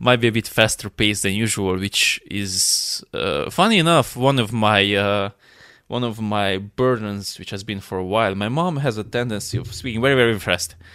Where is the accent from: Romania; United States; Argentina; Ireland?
Romania; I'm from Romania